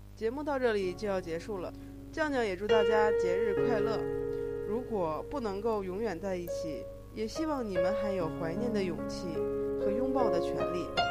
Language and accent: Chinese; Northeast China, China; 其实我们都是东北老乡